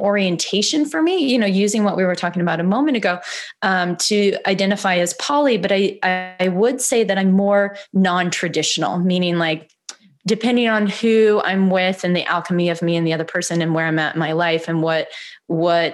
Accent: Missouri, United States; now in Los Angeles, United States; I grew up in Missouri

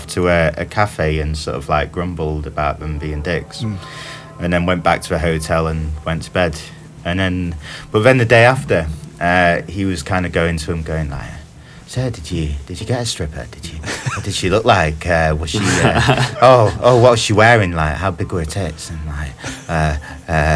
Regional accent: Doncaster, Yorkshire and the Humber, United Kingdom; moved away

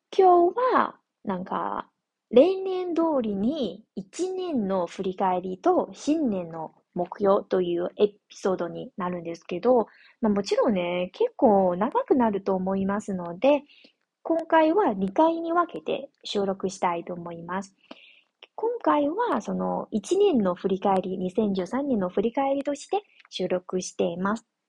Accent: northern China, China; Japanese is a second language; now in southern China, China; 私のふるさとは中国の北の方なので

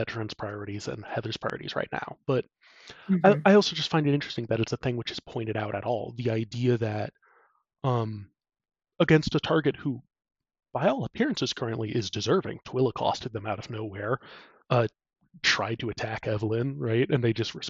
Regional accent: United States; as an American

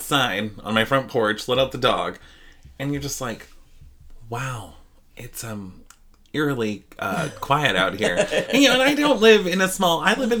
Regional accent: Idaho, United States; we are from Idaho

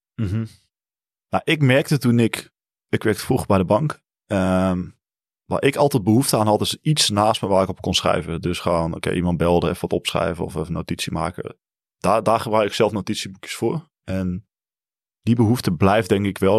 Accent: Limburg, Netherlands; Ik kom ook uit Limburg

